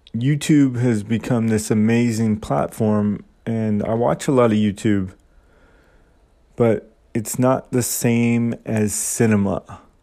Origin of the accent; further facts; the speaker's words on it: Saskatchewan, Canada; moved away as an adult; also born or lived in Vancouver; now in Nagoya, Japan; I grew up in Saskatchewan, and after high school, I moved out to Vancouver